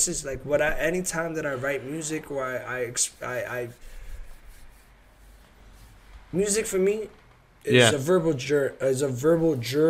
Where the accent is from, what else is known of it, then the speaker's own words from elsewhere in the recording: Massachusetts, United States; I'm from Mass